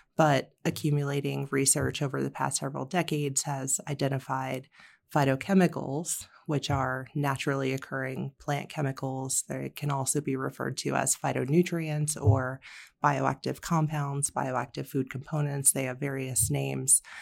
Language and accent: English; Florida, United States; also born or lived in Vermont; now in Colorado, United States; grew up in Florida